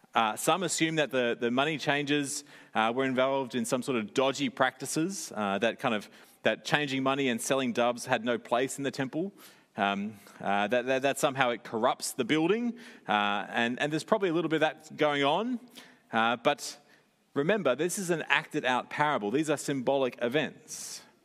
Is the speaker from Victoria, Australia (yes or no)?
no; Sydney, New South Wales, Australia; growing up in Sydney